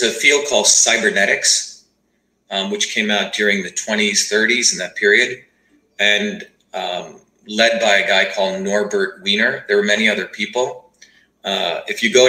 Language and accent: English; India; born or raised there; now in United States